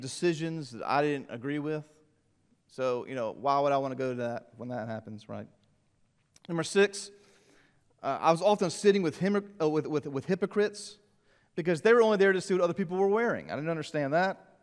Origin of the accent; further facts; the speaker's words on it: Columbia, South Carolina, United States; Growing up in Columbia, the Gamecock games